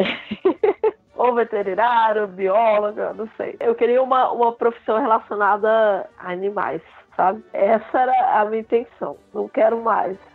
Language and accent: Portuguese; Brasília, Federal District, Brazil; É, eu sou brasiliense.